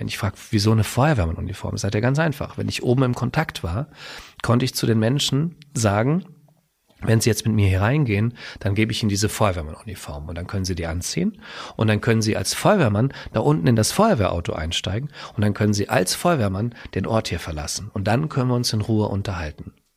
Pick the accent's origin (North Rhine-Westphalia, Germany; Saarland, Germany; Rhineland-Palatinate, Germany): Rhineland-Palatinate, Germany; Westerwald; moved away as an adult; now in Hersbruck, Germany; ursprünglich komme ich aus dem Westerwald, bin dann der Liebe wegen nach Mittelfranken gezogen